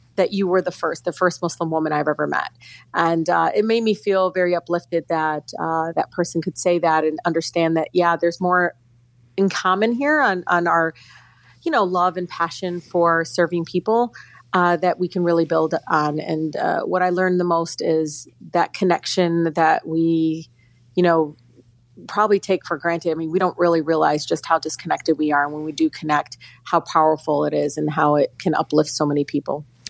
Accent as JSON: {"language": "English", "town": "Detroit", "region": "Michigan", "country": "United States", "tie": "born or raised there", "said": "growing up in Detroit, which is 85% African American, going to Detroit public schools all my life"}